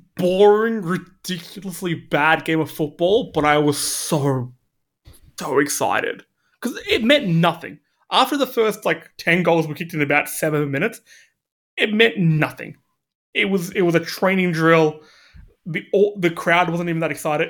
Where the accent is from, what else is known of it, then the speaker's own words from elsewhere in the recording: Australia; we're Australian